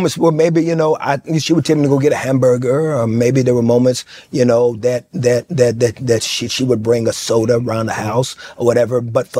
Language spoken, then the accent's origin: English; Fort Worth, Texas, United States; You know, there was a liquor store around the corner.